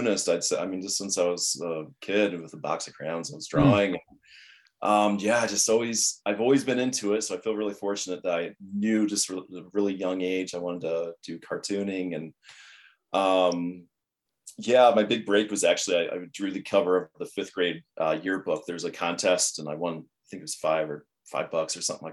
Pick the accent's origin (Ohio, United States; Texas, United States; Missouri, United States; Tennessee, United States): Ohio, United States; now in Los Angeles, United States; I'm originally from Ohio